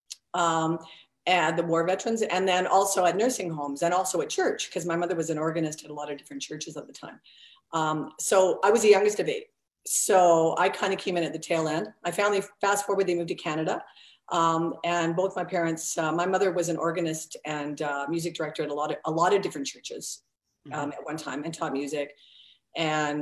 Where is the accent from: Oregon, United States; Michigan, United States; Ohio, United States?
Oregon, United States; moved away; we're from the States originally, from Oregon